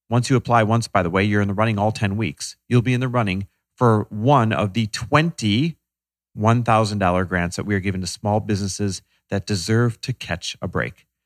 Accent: London, United Kingdom; now in Topanga, United States; London, East London. And where do you live now? Uh, Topanga up in the hills.

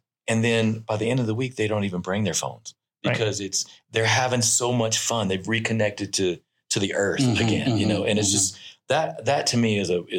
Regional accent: Louisiana, United States; I'm from Louisiana

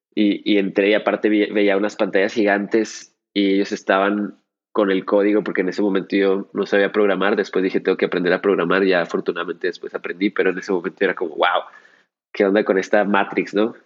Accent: Chihuahua, Mexico; en Chihuahua, de donde soy yo, oriundo

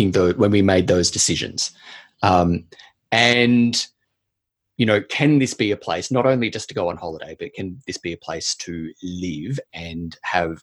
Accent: Australia; moved away as an adult; also born or lived in Canberra / Caracas, Venezuela; now in New Zealand; And I do here in New Zealand as an Australian citizen.

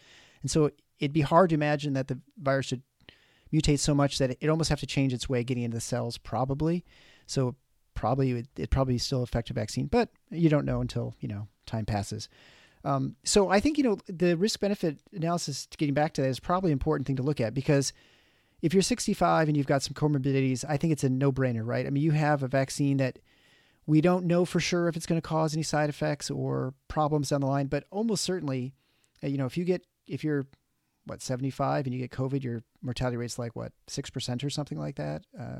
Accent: Canada; I'm impressed as a Canadian that you got the Fahrenheit there too.

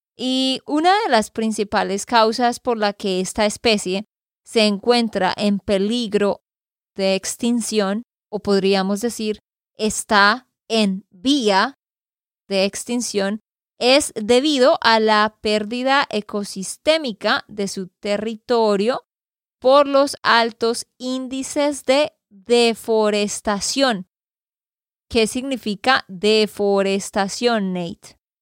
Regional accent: Santander, Colombia; de Santander, Colombia

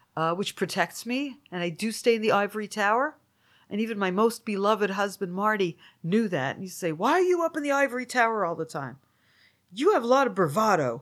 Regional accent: Toronto, Ontario, Canada; now in United States; my hometown community

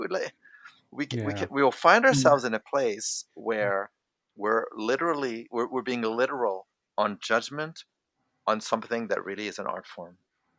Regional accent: France; also born or lived in Canada; So I come from a multicultural background. I'm French and I'm Canadian.

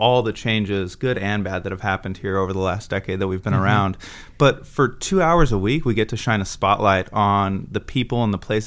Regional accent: Southern California, United States; now in San Francisco, United States; I actually grew up in Southern California

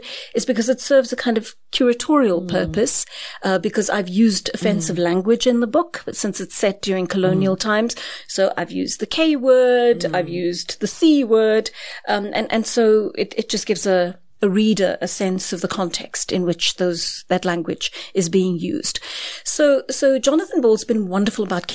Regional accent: Durban, KwaZulu-Natal, South Africa; moved away as an adult; now in Johannesburg, South Africa; I came to Johannesburg from Durban as an 18-year-old

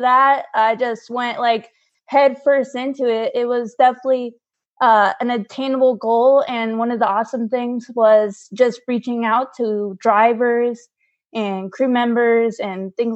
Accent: California, United States; moved away as an adult; also born or lived in Florida / North Carolina; now in Asheville, United States; I was born and raised in California

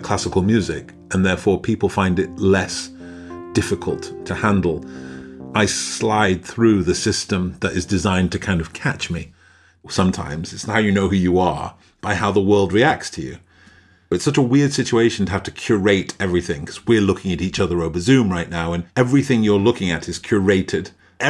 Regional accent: Stockport, North West England, United Kingdom; I grew up in Stockport. It's a tiny little town near Manchester.

